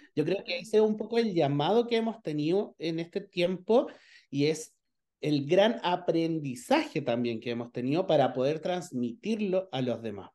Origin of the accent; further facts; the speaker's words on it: Chile; soy chileno, vivo en una ciudad que se llama Pichilemu